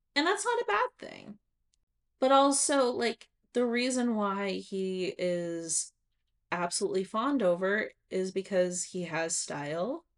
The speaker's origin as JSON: {"language": "English", "region": "Nevada", "country": "United States", "tie": "born or raised there", "said": "I grew up in Nevada"}